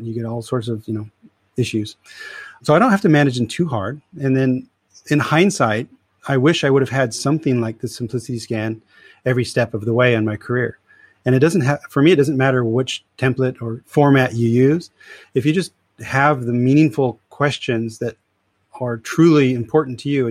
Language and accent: English; California, United States; moved away as an adult; also born or lived in Europe; I'm originally from California